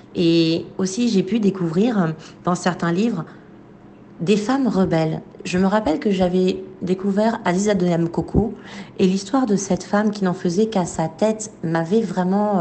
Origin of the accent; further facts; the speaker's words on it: Côte d’Ivoire; moved away as an adult; also born or lived in France; quand j'ai quitté la Côte d'Ivoire et que je suis arrivée en France pour faire mes études